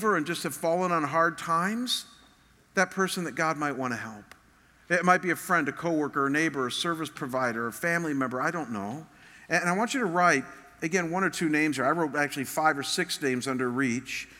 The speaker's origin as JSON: {"language": "English", "town": "Chagrin Falls", "region": "Ohio", "country": "United States", "tie": "born or raised there", "moved": "yes", "said": "Chagrin Falls, my hometown"}